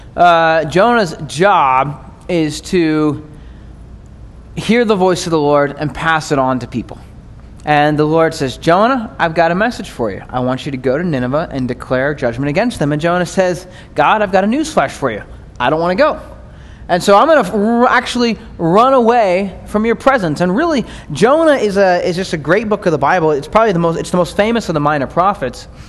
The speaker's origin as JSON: {"language": "English", "country": "United States", "said": "as American Christians"}